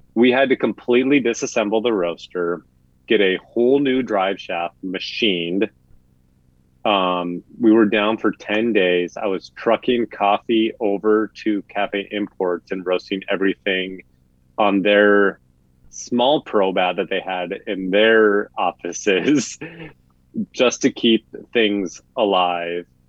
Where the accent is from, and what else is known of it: Midwest, United States; accent: Midwestern; moved away